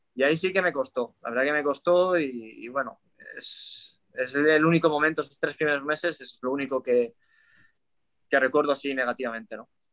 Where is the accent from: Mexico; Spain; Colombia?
Spain; Cocentaina, Valencian Community; moved away as an adult; now in Malaysia; yo me crié en Valencia